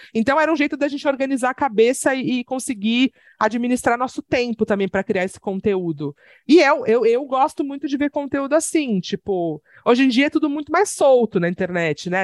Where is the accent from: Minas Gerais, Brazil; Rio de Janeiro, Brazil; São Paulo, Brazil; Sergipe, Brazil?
São Paulo, Brazil; Santos; now in São Paulo, Brazil; E sou de Santos, tenho um cachorro maravilhoso, duas gatas maravilhosas e moro em São Paulo